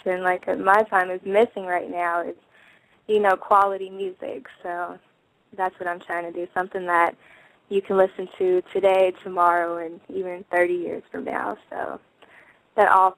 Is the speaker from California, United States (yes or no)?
yes; California, United States; I was born in Cali